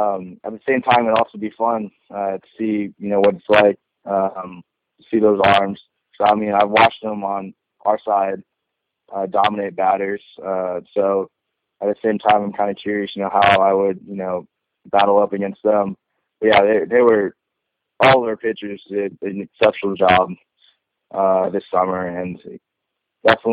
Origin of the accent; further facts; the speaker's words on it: West Coast, United States; I'm from the West Coast